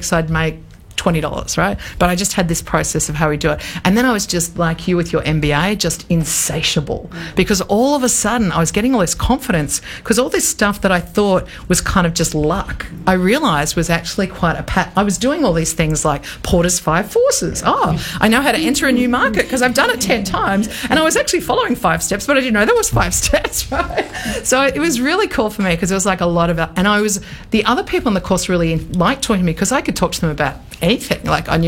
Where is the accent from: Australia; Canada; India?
Australia; also born or lived in New York; So I came home to Australia. I'd been living in New York for the best part